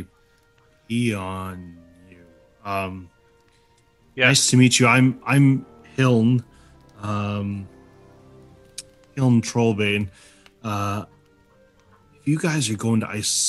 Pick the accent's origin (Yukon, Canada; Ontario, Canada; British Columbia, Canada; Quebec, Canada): British Columbia, Canada; Prince George; I'm from Prince George